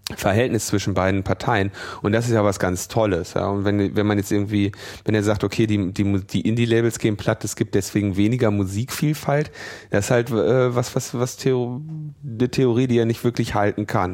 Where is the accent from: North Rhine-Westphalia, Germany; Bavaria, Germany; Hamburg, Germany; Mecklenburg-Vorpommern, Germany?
North Rhine-Westphalia, Germany; Ruhr area; ich bin ja im Ruhrgebiet geboren